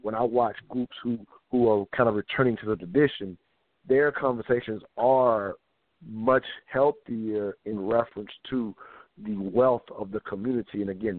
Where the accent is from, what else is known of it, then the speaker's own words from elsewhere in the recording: the South, United States; have I grew up in the South, so my grandfather, in a sense, was that breadwinner